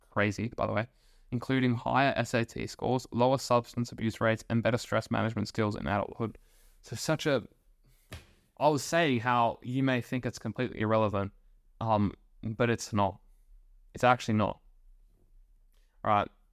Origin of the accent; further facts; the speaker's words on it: Australia; I was born in Australia